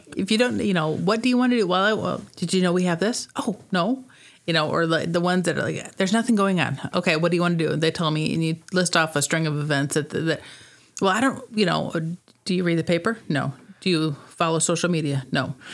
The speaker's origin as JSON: {"language": "English", "town": "Rock Falls", "region": "Illinois", "country": "United States", "tie": "born or raised there", "also_born_or_lived": "Sterling", "said": "I grew up in Rock Falls."}